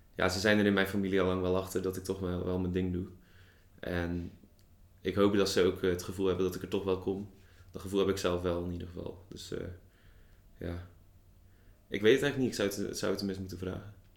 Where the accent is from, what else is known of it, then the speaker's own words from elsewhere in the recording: Zeeland, Netherlands; moved away as an adult; now in Tilburg, Netherlands; geboren in Zeeland. acht jaar geleden op mijn achttiende naar Tilburg vertrokken.